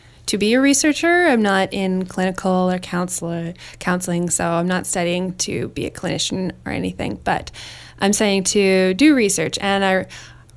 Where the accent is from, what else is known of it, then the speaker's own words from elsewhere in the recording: Winnipeg, Manitoba, Canada; moved away as an adult; I grew up in Winnipeg, Manitoba